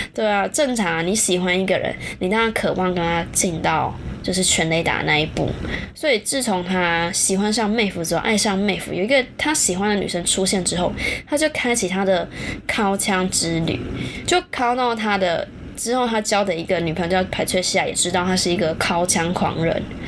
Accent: Taichung, Taiwan; 我是台中人嘛，以前那个全球电影院啊

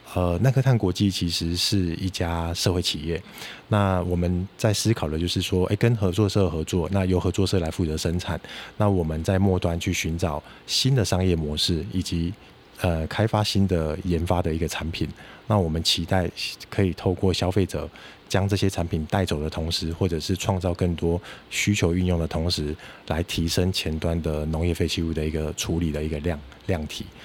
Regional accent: Kaohsiung, Taiwan; moved away as an adult; also born or lived in China; 我本身是高雄人，那是。我住在左营。那我小学的时候就是走路上学嘛，那我印象很深刻。那个时候，呃，从家里走到学校大概是十分钟的路程，那我沿路上就会经过很多的菱角田

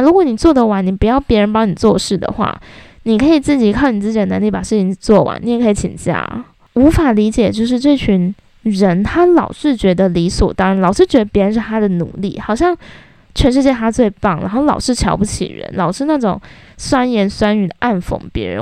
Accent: Taiwan; 我觉得我们台湾人真的。要变更一个思想

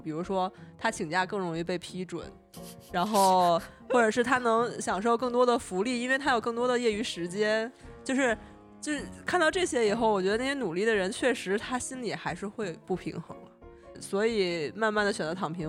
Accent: Beijing, China; 西瓜网兜和我都是北京人嘛，就是他父母都在北京

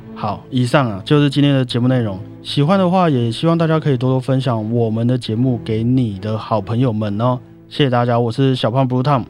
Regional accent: Taiwan; 我是台湾人啊

